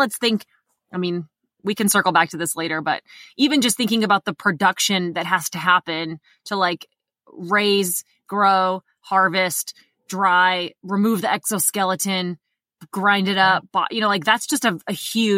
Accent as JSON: {"language": "English", "region": "Indiana", "country": "United States", "tie": "born or raised there", "said": "I grew up in Indiana and we had a basement, like an underground basement."}